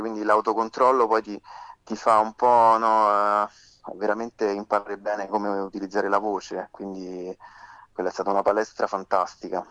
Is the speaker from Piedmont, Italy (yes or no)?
no; Frosinone, Lazio, Italy; moved away as an adult; now in Rome, Italy; Io sono nato a Frosinone all'età di di vent'anni mi sono trasferito a Roma